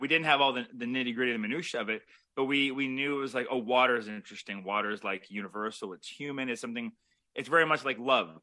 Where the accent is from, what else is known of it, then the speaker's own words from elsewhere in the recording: Toronto, Ontario, Canada; we're both Canadian Toronto filmmakers